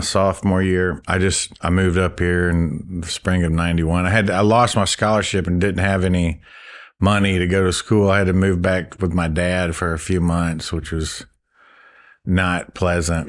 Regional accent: Gulf Breeze, Florida, United States; moved away as an adult; now in Oxford, United States; I grew up in Gulf Breeze, Florida

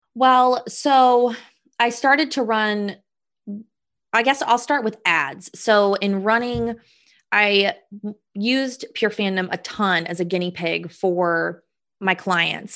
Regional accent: Indianapolis, Indiana, United States; I'm from Indy

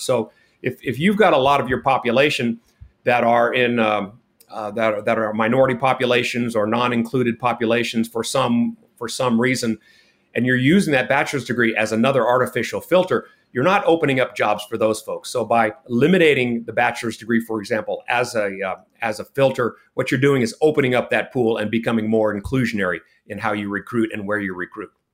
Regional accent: California, United States; moved away as an adult; now in Texas, United States; I was born in California and, uh, I, I did all my secondary education in California

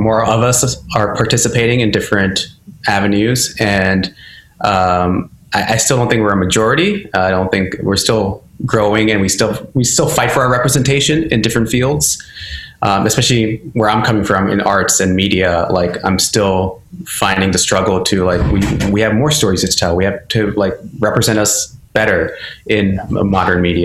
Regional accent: Maryland, United States; now in New York, United States; growing up as a Indian, I think in my area, Maryland, it was semi-diverse

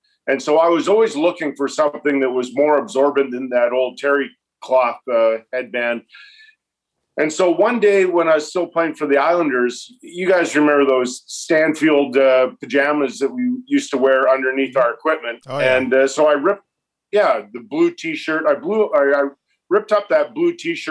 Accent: Edmonton, Alberta, Canada; as a kid growing up in Edmonton

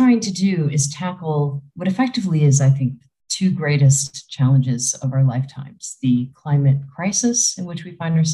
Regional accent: Chicago, Illinois, United States; moved away as an adult; also born or lived in Africa; now in Switzerland; I'm originally from the Chicagoland area in Illinois

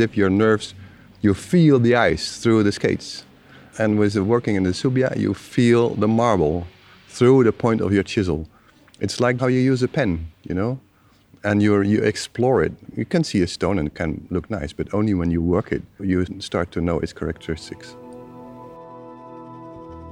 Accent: Utrecht, Netherlands; moved away; I'm from Utrecht, Holland, and I studied history in Utrecht

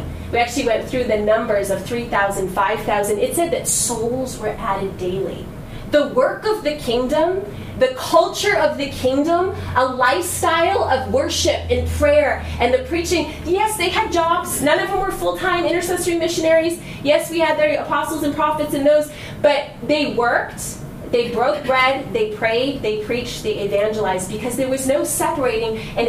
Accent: United States; because I'm from the West, I'm American

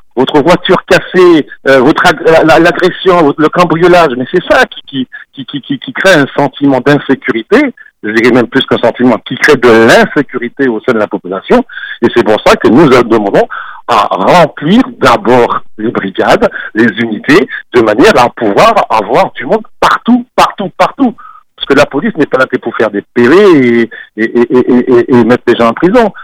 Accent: Martinique; nous sommes nous-mêmes des Martiniquais

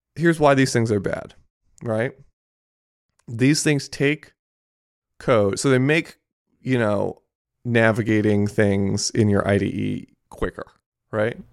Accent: Japan; moved away; I grew up in Japan

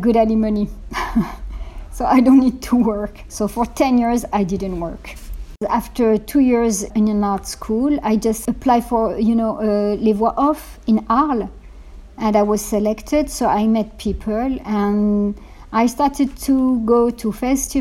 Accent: Morocco; moved away; I was born in Morocco

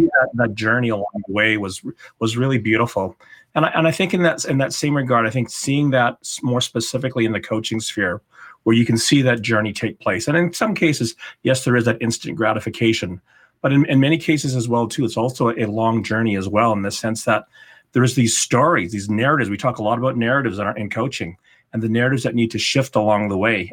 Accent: Calgary, Alberta, Canada; moved away as an adult; also born or lived in Ottawa; to move back to my hometown of Calgary

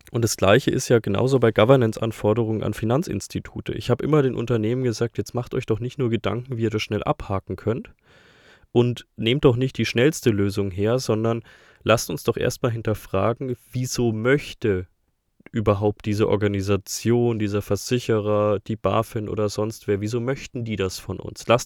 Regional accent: Bavaria, Germany; Das verwirrt mich als Bayer eher am meisten.

